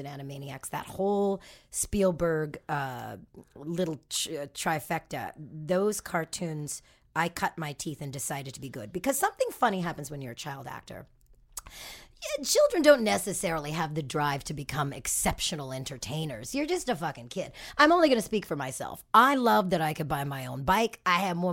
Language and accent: English; Toronto, Ontario, Canada; moved away as an adult; now in Los Angeles, United States; Who I grew up with in Toronto